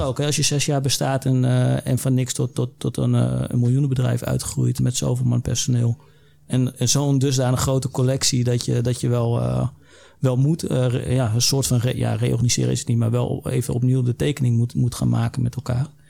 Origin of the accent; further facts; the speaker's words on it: Netherlands; wij als Nederlander